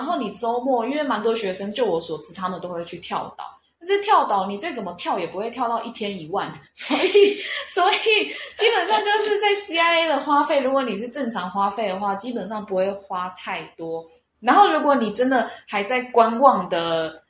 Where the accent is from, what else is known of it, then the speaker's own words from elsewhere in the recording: Taiwan; moved away as an adult; now in Cebu, Philippines; 因为我们从台湾来的学生都是用美金换